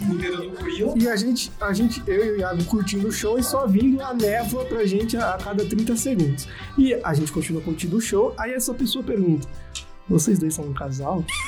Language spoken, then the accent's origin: Portuguese; Brazil; a gente é brazuca